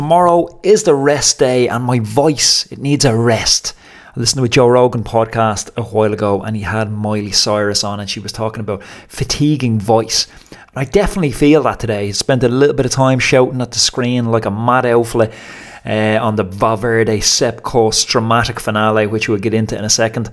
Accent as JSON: {"language": "English", "country": "Ireland", "said": "As an Irish person"}